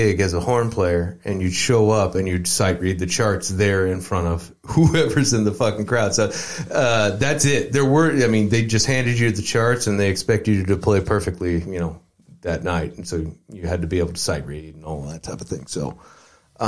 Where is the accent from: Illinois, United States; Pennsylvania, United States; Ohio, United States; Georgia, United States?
Illinois, United States; Mount Zion; moved away; I grew up in a small town outside of Decatur, Illinois, called Mount Zion, Illinois